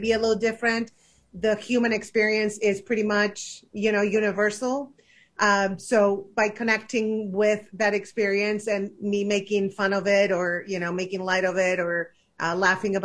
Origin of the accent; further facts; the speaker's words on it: Argentina; moved away as an adult; now in United States; I grew up in Argentina